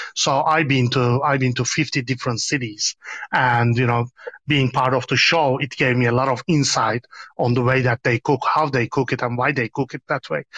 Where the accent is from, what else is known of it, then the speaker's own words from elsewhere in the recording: Istanbul, Turkey; moved away as an adult; I am born and raised in Kadıköy on the Anatolian part of Istanbul